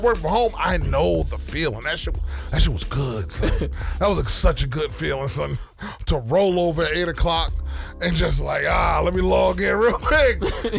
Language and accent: English; New York City, New York, United States; I'm from Queens.